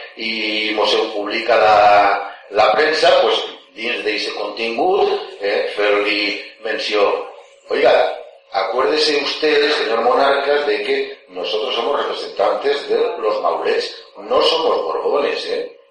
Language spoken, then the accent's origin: Catalan; Valencian Community, Spain; com a valencians